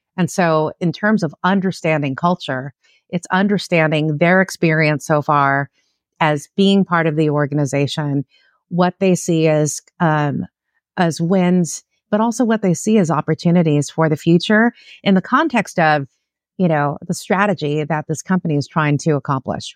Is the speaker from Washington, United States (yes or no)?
no; Los Angeles, California, United States; born and raised in Southern California. I'm a Los Angeles native, like an LA gal.